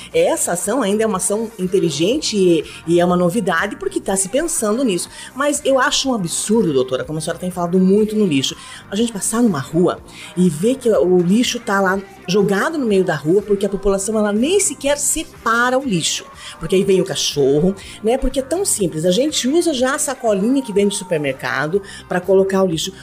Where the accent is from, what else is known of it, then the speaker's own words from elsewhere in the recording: Rio Negro, Brazil; eu sou de cidade do interior também, de Rio Negro